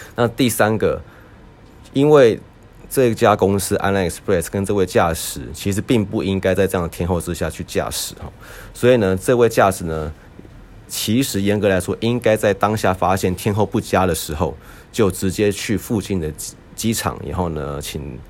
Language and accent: Chinese; Taiwan; 身为一个台湾人